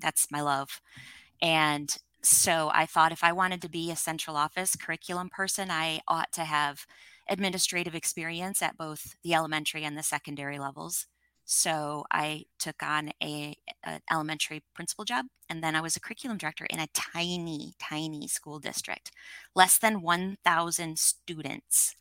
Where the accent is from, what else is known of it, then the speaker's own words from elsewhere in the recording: Michigan, United States; I grew up in Michigan in the States